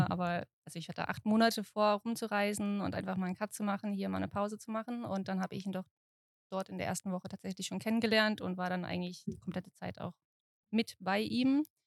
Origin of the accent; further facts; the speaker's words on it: Mannheim, Baden-Württemberg, Germany; Ich komme aus Mannheim.